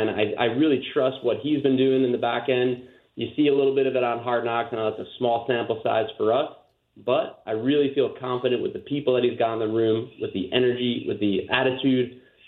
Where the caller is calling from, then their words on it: Amsterdam, North Holland, Netherlands; I'm calling in from Amsterdam in the Netherlands.